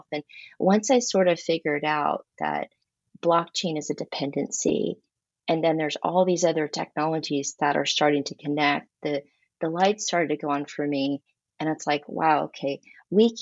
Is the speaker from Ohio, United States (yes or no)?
no; Texas, United States; I am very Texan, born and raised.